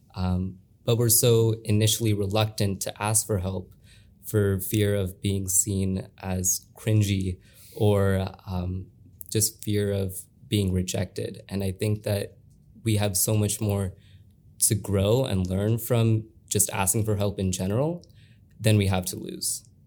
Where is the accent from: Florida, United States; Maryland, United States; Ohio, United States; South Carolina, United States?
Ohio, United States; Olentangy; I have been here since first grade.